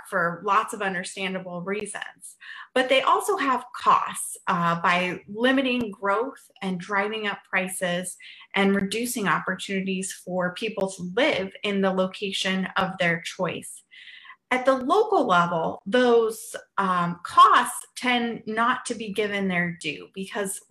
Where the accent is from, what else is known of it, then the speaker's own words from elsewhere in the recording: Western Colorado, United States; moved away; my hometown in Western Colorado